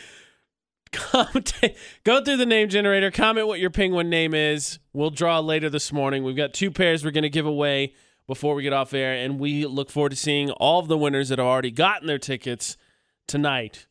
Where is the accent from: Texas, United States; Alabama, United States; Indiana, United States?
Indiana, United States; moved away as an adult; now in Salt Lake City, United States; my hometown's an hour away from the, where I'd land in Indiana